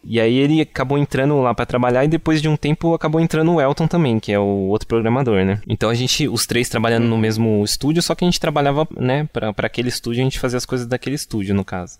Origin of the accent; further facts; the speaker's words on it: Rio Grande da Serra, São Paulo, Brazil; uma cidade que, que nós, nós três somos de lá, né? Que é uma, cidade, uma cidade que se chama Rio Grande da Serra